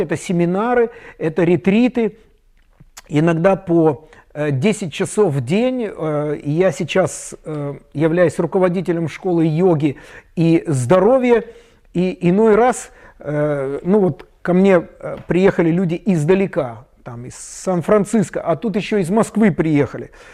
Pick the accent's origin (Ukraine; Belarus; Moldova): Moldova; Chișinău; у себя в Кишиневе, я из Молдавии